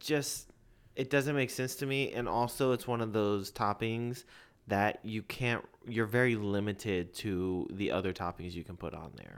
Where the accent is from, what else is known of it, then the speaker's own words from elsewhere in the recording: Lakeway, Texas, United States; I grew up in Lakeway